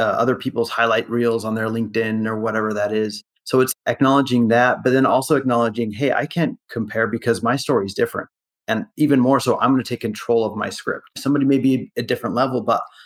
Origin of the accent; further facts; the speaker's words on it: Utah, United States; moved away; I was from Utah.